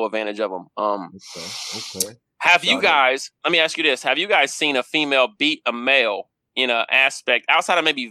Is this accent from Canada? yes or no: no; Kansas City, United States; I'm from Kansas City